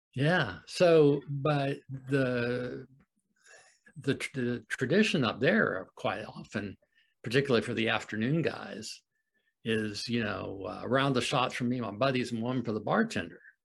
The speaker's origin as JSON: {"language": "English", "region": "Florida", "country": "United States", "tie": "born or raised there", "also_born_or_lived": "Wisconsin", "moved": "as an adult", "said": "I grew up in Florida"}